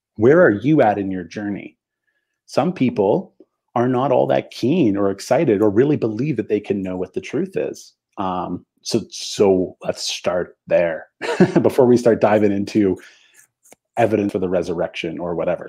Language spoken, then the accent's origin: English; Canada; I have French Canadian heritage because I'm from Canada and I live in Canada